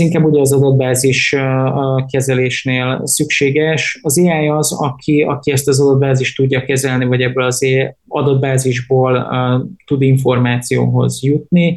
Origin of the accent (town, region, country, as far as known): Hungary